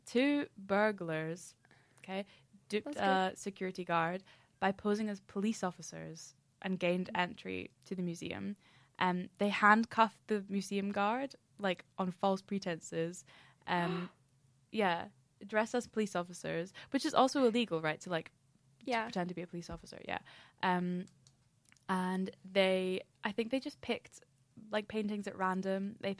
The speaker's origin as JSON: {"language": "English", "region": "Scotland", "country": "United Kingdom", "said": "No, I have like a super mellow accent, but I'm from Scotland."}